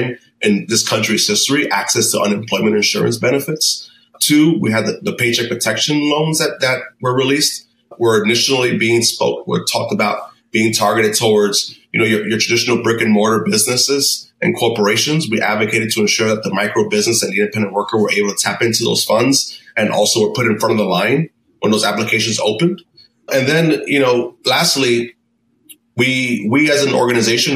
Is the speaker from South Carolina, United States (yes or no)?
no; New York City, New York, United States; growing up in Brooklyn